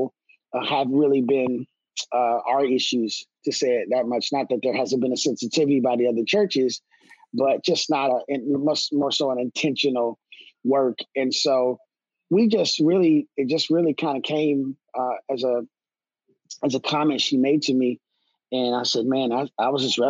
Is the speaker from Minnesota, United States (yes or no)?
yes; Minneapolis, Minnesota, United States; now in Pasco, United States; born and raised in Minneapolis, Minnesota